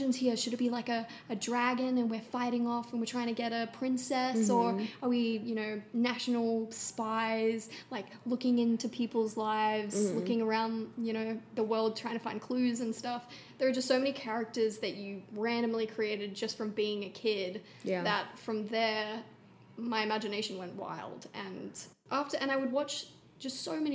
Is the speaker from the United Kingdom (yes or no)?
no; Darwin, Northern Territory, Australia; now in Los Angeles, United States; I was born in Darwin, Australia